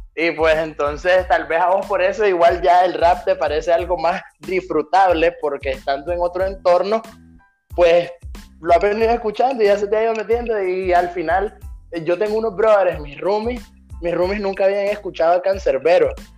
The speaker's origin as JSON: {"language": "Spanish", "country": "Nicaragua", "tie": "born or raised there", "accent": "Nicaraguan", "moved": "yes", "said": "yo en ninguna de mis canciones cambiaría mi acento porque yo soy orgullosamente nicaragüense"}